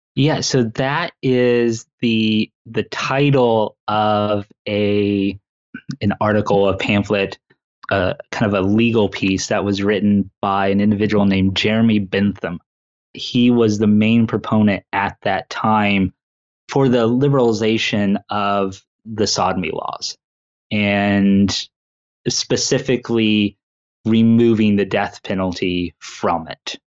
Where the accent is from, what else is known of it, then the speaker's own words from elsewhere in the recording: Indiana, United States; I was born and raised here in Indiana